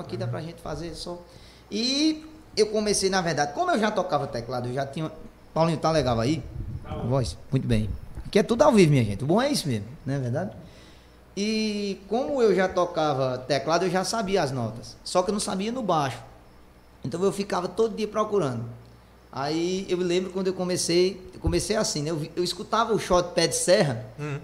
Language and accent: Portuguese; Junco, Pernambuco, Brazil; eu nem sou aqui de Itaquaritinga, eu sou de um município de vertente chamado Junco, povoado do Livramento chamado Junco